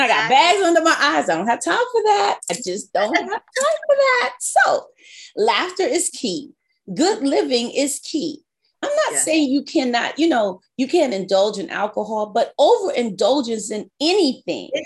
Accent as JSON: {"language": "English", "region": "New York", "country": "United States", "said": "I'm a New Yorker"}